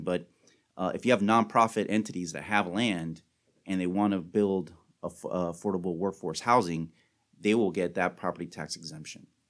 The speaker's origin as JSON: {"language": "English", "town": "Miami", "region": "Florida", "country": "United States", "tie": "born or raised there", "also_born_or_lived": "Washington, D.C.", "moved": "as an adult", "lives_now": "Tallahassee, United States", "said": "I'm originally from Miami. I was born and raised in Miami"}